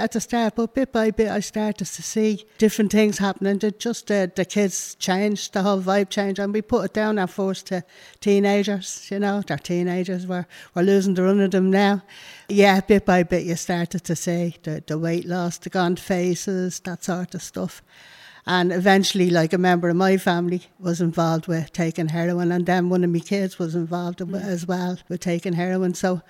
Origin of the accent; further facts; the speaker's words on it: Dublin, Leinster, Ireland; I was brought up in Dublin. I was the oldest of seven.